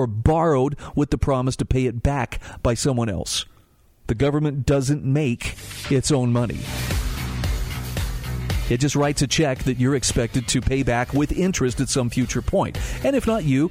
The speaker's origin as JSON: {"language": "English", "region": "Utah", "country": "United States", "tie": "born or raised there", "also_born_or_lived": "Oklahoma", "said": "my home state of Utah"}